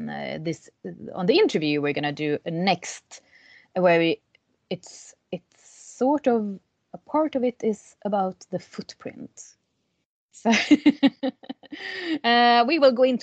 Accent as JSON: {"language": "English", "country": "Sweden", "said": "I'm from Sweden, so we are 10 million people in total"}